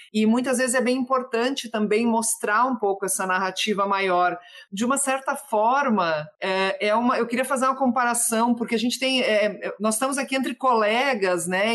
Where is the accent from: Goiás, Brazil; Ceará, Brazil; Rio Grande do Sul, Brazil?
Rio Grande do Sul, Brazil; the Brazil–Uruguay border; lá na minha terra, que é O Banheiro do Papa, na fronteira entre Brasil e Uruguai